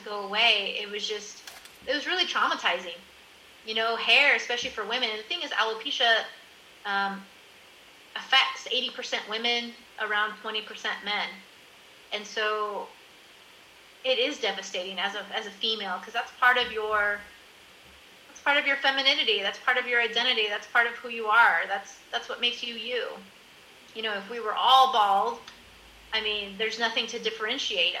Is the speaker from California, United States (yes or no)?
yes; California, United States; moved away as an adult; also born or lived in Miami, Florida / Colorado; now in Netherlands; I'm originally from California, my hairdresser, who knows me since I'm a teenager